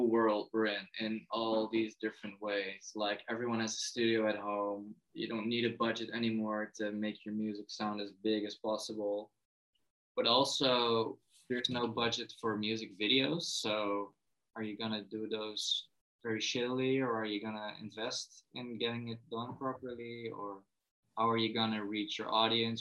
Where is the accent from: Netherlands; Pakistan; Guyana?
Netherlands; as a Dutchman